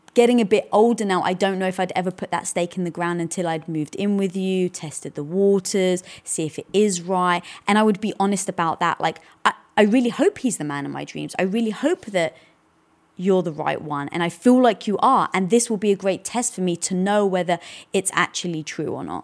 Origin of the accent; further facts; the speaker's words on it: United Kingdom; moved away; being British, we never celebrated Thanksgiving